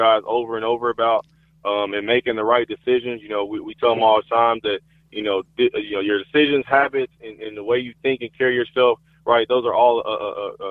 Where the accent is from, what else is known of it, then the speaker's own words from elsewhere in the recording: Kansas City, Missouri, United States; also born or lived in Nebraska; staying here in Kansas City and continue to mentor the youth of my hometown